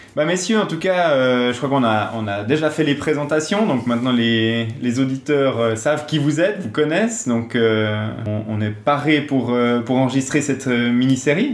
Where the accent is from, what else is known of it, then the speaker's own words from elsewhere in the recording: Switzerland; je suis suisse